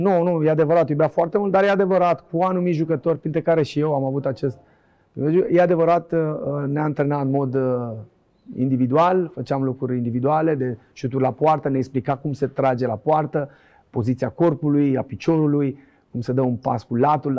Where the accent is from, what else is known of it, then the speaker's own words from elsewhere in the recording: Bucharest, Romania; also born or lived in Oltenia (parents' origin); Din Colentina am ajuns la Dinamo